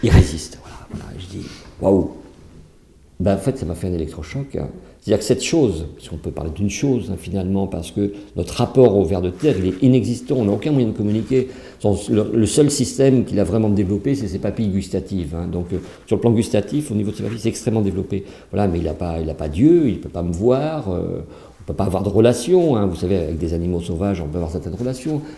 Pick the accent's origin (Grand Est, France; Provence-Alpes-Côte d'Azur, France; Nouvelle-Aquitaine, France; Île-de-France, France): Nouvelle-Aquitaine, France; Saintonge; moi, je suis né en Saintonge, hein, au bord de la mer, pas loin de Marais-d'Oléron, en fait, et ma famille a toujours stationné là-bas